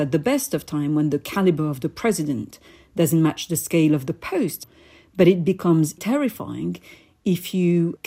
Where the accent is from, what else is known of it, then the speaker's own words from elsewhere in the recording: Paris, Île-de-France, France; I was born in Paris to Algerian parents